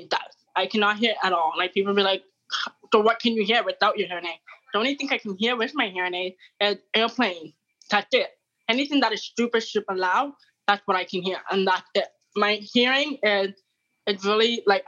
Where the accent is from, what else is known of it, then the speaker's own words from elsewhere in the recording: Toronto, Ontario, Canada; I'm from Canada, Toronto